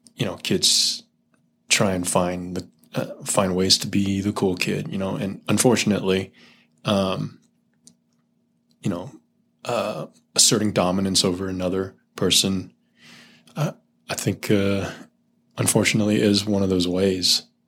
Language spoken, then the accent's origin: English; Silicon Valley, California, United States; I grew up in the Silicon Valley